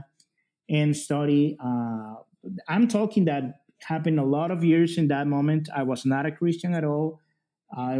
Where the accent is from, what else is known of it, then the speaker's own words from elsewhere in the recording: El Salvador; English is a second language; I am from El Salvador.